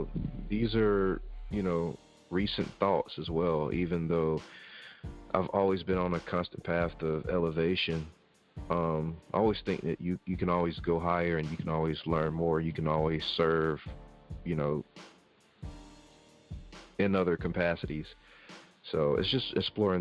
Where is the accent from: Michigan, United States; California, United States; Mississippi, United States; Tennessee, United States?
Mississippi, United States; I'm from Mississippi